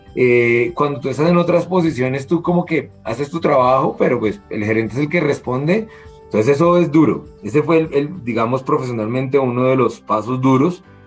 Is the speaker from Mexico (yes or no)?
no; Colombia; como colombiano